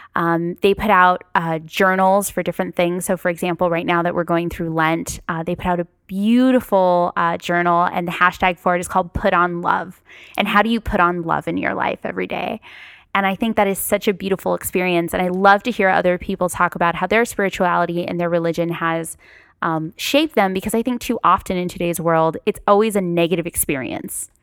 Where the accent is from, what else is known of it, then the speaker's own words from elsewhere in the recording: Paramount, California, United States; also born or lived in Long Beach; I grew up in Paramount, um, close to North Long Beach